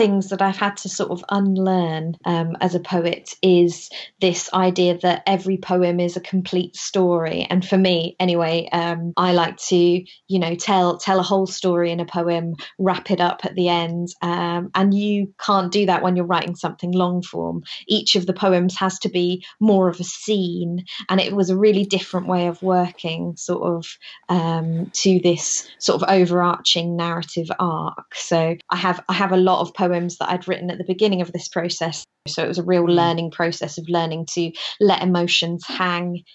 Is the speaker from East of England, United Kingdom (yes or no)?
yes; Wisbech, East of England, United Kingdom; moved away; My hometown is a place called Wisbeach. It's in the middle of the Fens.